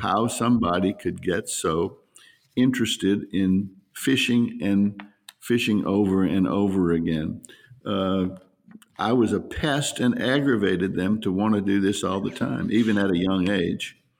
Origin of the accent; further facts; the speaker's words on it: New Orleans, Louisiana, United States; also born or lived in Slidell, Louisiana; I'm from New Orleans and, uh, lived there for, um, twenty-one years, twenty-two years until I moved to Slidell